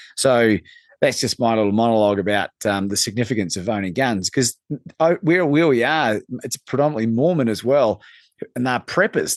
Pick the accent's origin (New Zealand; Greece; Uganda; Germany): New Zealand; moved away; growing up in New Zealand